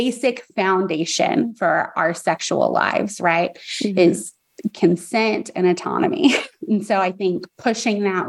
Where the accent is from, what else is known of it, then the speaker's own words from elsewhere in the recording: Texas, United States; growing up, especially where you and I did, we're both from Texas.